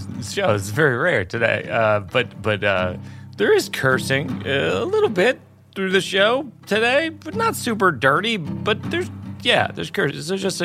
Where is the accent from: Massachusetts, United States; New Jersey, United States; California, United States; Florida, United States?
Massachusetts, United States; Worcester; I do in Massachusetts for sure, because I grew up in Worcester.